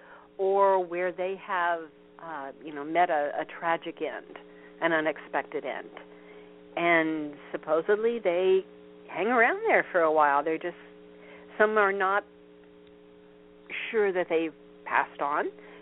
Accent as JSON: {"language": "English", "town": "Vincennes", "region": "Indiana", "country": "United States", "tie": "born or raised there", "said": "near where I grew up, which is Vincennes, Indiana"}